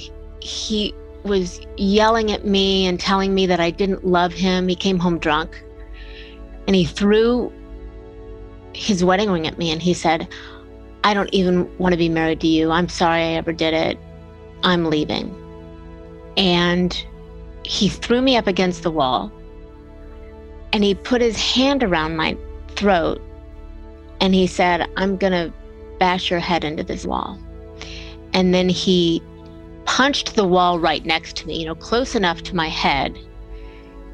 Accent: Bellevue, Ohio, United States; I grew up in Bellevue, Ohio, which is a tiny little town smack between Toledo and Cleveland.

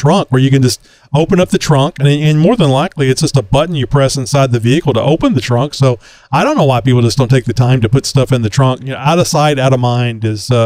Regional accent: Texas, United States; I'm from Texas and I haven't left Texas many times

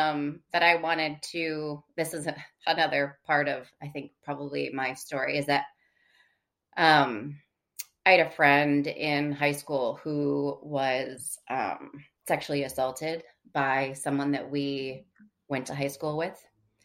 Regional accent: Michigan, United States; Like I loved growing up in Michigan. I always say I love being from Michigan. I'm just glad I don't live there anymore.

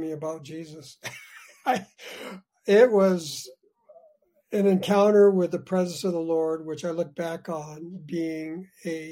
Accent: Glendora, California, United States; moved away as an adult; now in Calgary, Canada; grew up in Southern California, about 20 miles east of Los Angeles in a community called Glendora.

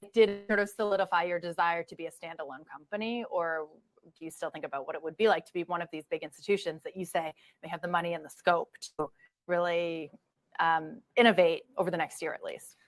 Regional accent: Canada; moved away as an adult; now in United States; as a Canadian

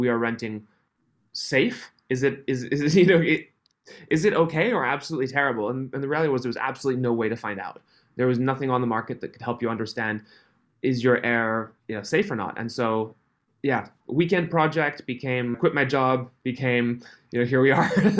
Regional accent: Switzerland; I was born and grew up in Switzerland, on a halfway up a mountain in the middle of nowhere.

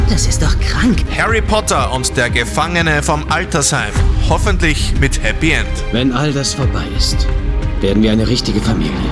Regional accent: Bavaria, Germany; Ich bin ein Bayer, das ist ein großer Unterschied.

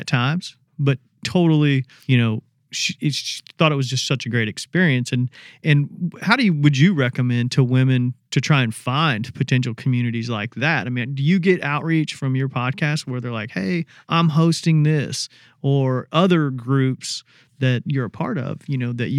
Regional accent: Indiana, United States; moved away; I grew up in Indiana

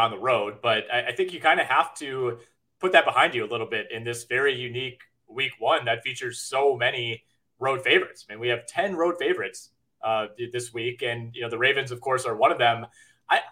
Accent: Green Bay, Wisconsin, United States; now in Milwaukee, United States; I am from Green Bay

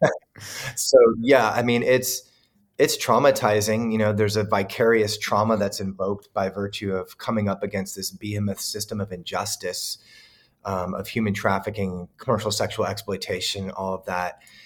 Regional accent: Southern California, United States; also born or lived in Kansas City, Missouri, United States / Hawaii, United States; I grew up here in Southern California, but I lived in the Midwest for sixteen years

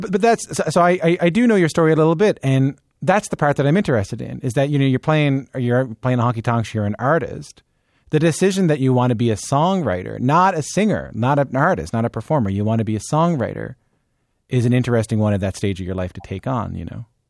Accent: Newfoundland and Labrador, Canada; growing up in Newfoundland

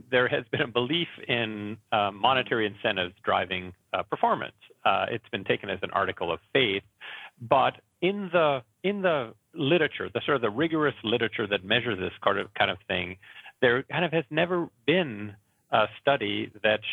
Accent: Canada; I am from Canada, and it's not foggy here.

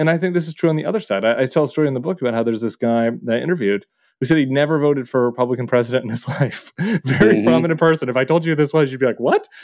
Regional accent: Colorado, United States; I'm from Colorado.

